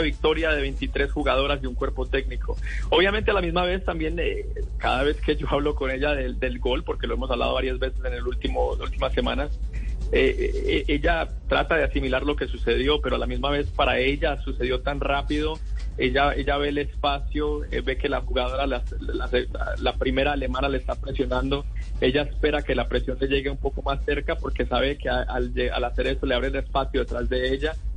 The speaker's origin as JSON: {"language": "Spanish", "country": "Colombia", "said": "como fanático colombiano"}